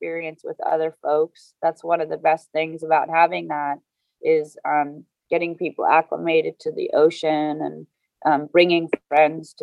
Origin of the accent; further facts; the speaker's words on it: Southern California, United States; moved away as an adult; now in New York City, United States; growing up in Southern California